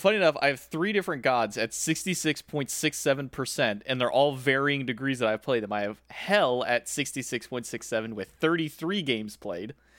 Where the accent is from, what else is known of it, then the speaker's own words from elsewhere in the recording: South Texas, United States; I come from South Texas